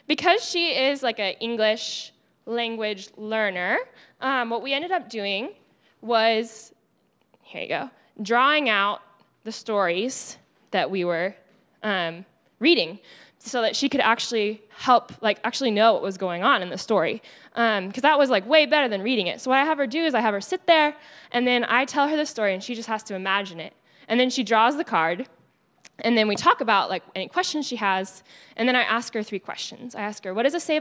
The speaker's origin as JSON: {"language": "English", "region": "Texas", "country": "United States", "accent": "Texas", "moved": "as an adult", "lives_now": "Los Angeles, United States", "said": "my Texas accent"}